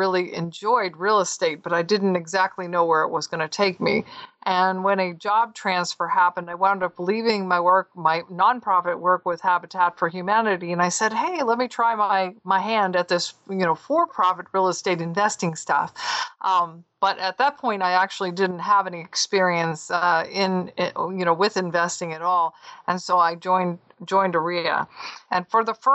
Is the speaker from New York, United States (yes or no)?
no; Southern California, United States; moved away as an adult; also born or lived in Southeastern United States / North Carolina; I'm actually from Southern California